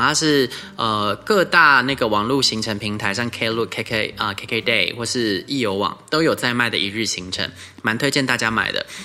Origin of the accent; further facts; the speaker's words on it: Taiwan; 日本是一个离台湾这么近的国家，我们台湾人得天独厚的，我们去日本很方便